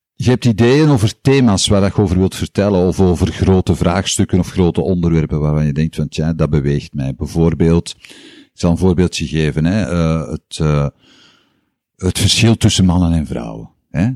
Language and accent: Dutch; Antwerp, Flanders, Belgium; also born or lived in Tongeren; In Antwerpen ben ik opgegroeid. Ik ben geboren in Tongeren. maar ik heb daar nooit gewoond